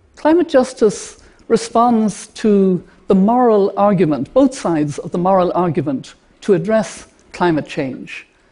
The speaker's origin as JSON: {"language": "English", "country": "Ireland", "said": "an Irish grandmother to have five grandchildren"}